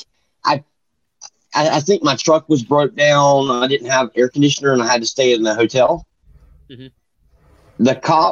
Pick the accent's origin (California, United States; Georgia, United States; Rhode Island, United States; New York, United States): Georgia, United States; I'm from Georgia